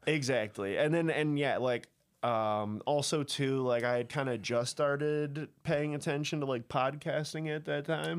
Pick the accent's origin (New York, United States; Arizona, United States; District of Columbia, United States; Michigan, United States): Michigan, United States; Caledonia; also born or lived in Grand Rapids, Michigan; where I came from, I said Caledonia